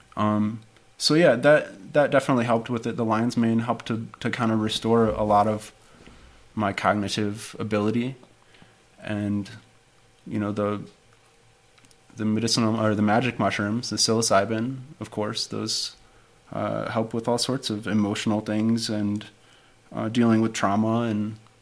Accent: Detroit, Michigan, United States; moved away as an adult; I'm originally from Detroit. Uh-huh. Grew up in the Detroit area

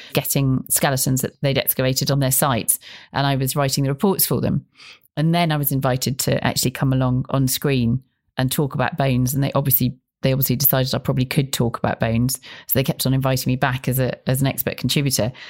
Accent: Bristol, South West England, United Kingdom; I grew up in Bristol.

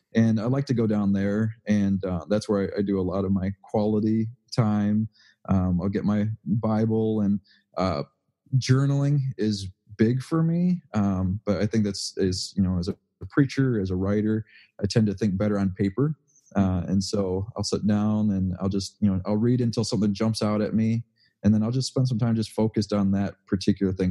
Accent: Waukegan, Illinois, United States; I grew up in Waukegan

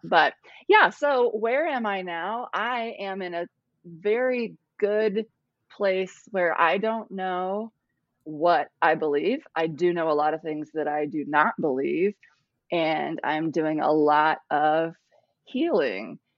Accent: Ohio, United States; moved away as an adult; also born or lived in Cambodia; now in South Carolina, United States; I'm from Ohio, moved to Cambodia, and I'm now in South Carolina

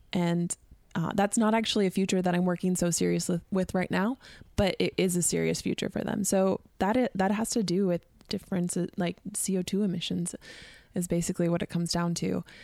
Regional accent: Sitka, Alaska, United States; moved away as an adult; now in California, United States; growing up in Southeast Alaska, you learn a lot about living off of the land

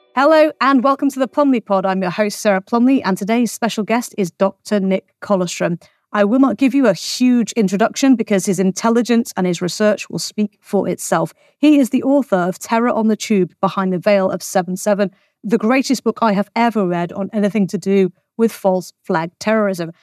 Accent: England, United Kingdom; I'm English

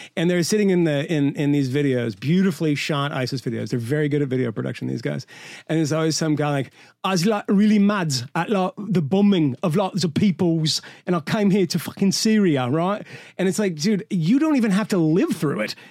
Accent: United States; I'm an American myself

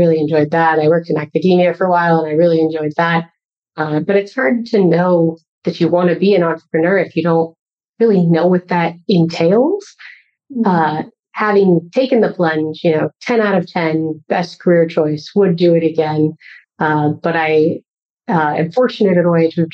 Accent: Colorado, United States; moved away as an adult; also born or lived in Pasadena, California; now in San Francisco Bay Area, United States; I'm actually from Colorado. So I lived there most of my life, but then I moved to California first to go to Caltech

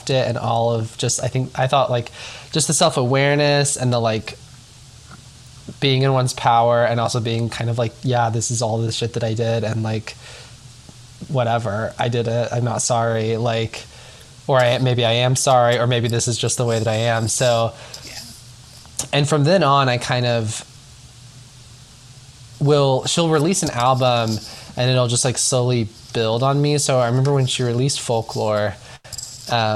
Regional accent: Nashville, Tennessee, United States; I'm from Nashville, Tennessee, originally.

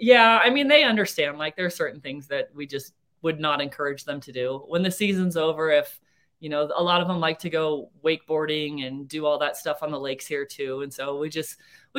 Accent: California, United States; now in Cedar City, United States; I'm from California, but I grew up on a cattle ranch

